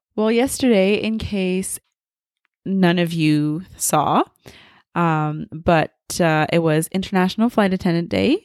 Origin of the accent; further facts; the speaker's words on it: Montreal, Quebec, Canada; also born or lived in France / Germany / Mississauga; I'm from Montreal, so the East Coast of Canada